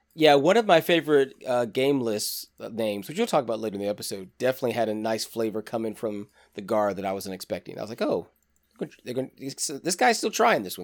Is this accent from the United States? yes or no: yes; Deep South, United States; I'm from, you know, the deep South